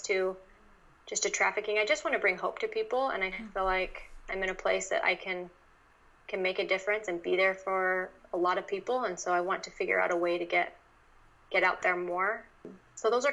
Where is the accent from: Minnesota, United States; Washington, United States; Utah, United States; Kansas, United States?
Utah, United States; moved away; I grew up in Utah